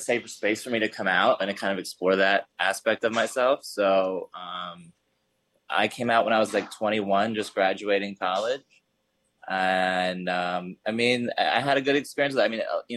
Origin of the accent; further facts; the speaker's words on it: Hershey, Pennsylvania, United States; also born or lived in Philadelphia; I was raised in Hershey, Pennsylvania